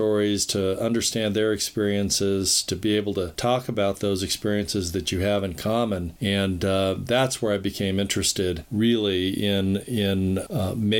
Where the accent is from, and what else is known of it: United States; also born or lived in South Korea